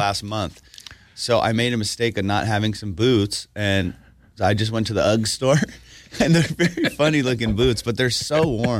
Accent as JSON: {"language": "English", "country": "Iran", "moved": "yes", "lives_now": "United States", "said": "I'm from Iran."}